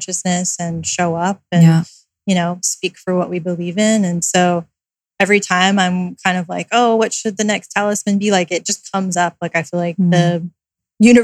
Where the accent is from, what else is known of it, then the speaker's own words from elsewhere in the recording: California, United States; also born or lived in Raleigh, North Carolina / New York; growing up in California